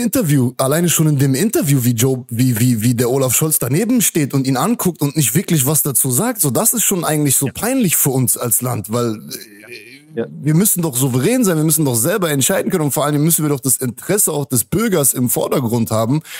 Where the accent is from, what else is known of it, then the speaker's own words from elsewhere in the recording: Hanover, Lower Saxony, Germany; moved away as an adult; now in Mexico; Das ist meine Heimat, da bin ich geboren